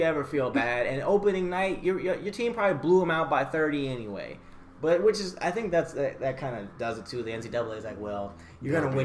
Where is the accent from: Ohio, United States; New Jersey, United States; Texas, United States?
Ohio, United States; We grew up in Ohio